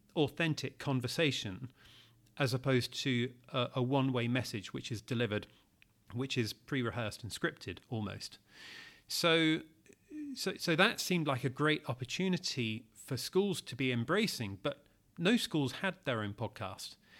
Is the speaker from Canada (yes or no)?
no; United Kingdom; as a Brit